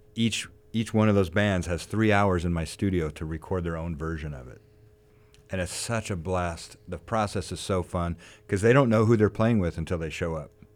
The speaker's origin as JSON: {"language": "English", "town": "Ventura", "region": "California", "country": "United States", "tie": "born or raised there", "said": "I grew up here in Ventura"}